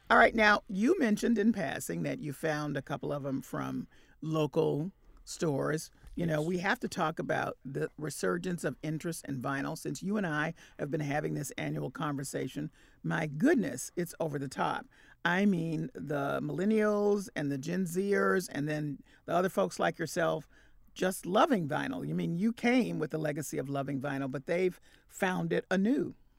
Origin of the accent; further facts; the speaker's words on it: Memphis, Tennessee, United States; I'm from Memphis, Tennessee